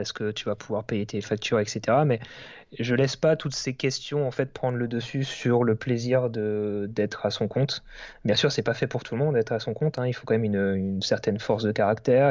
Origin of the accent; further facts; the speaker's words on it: Alsace, Grand Est, France; j'habite en Alsace, je suis originaire d'Alsace, donc dans l'est de la France